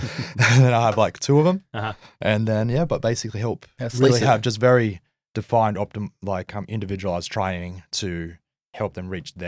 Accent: Manly, New South Wales, Australia; born there; I was born in Manly too, where you're living now.

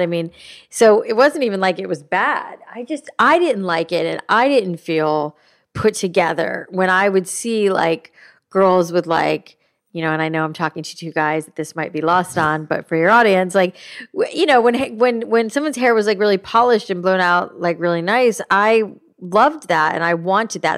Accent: South Florida, United States; I grew up in South Florida

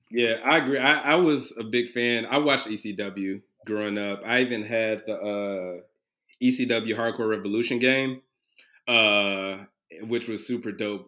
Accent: Chicago, Illinois, United States; now in Cincinnati, United States; originally from Chicago, Illinois, uh, South Side, Chicago. Um, currently uh, in Cincinnati

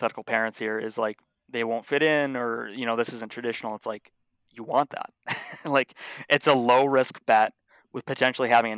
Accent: Buffalo, New York, United States; born and raised in Buffalo, New York

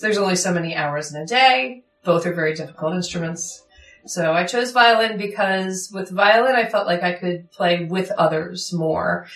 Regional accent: Philadelphia, Pennsylvania, United States; I'm from Fairmount. I grew up in the city

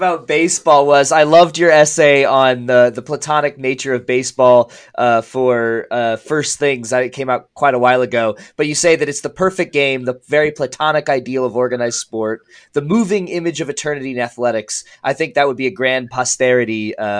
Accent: St. Louis, Missouri, United States; I grew up in the 80s with Whitey Herzog and the Cardinals. I mean, I'm from St. Louis.

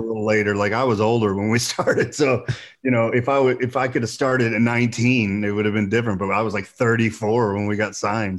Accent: Boonville, Indiana, United States; moved away as an adult; also born or lived in Oakland City, Indiana / Los Angeles / San Diego / Las Vegas; I lived right outside of Evansville most of my life, uh, in a small town called Booneville

